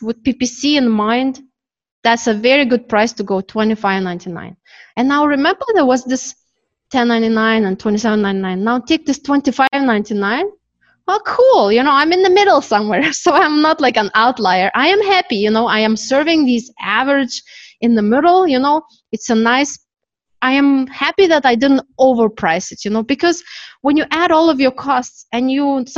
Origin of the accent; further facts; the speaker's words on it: Canada; now in Turkey; I am from Canada, my company is Canadian, even though I'm in Turkey.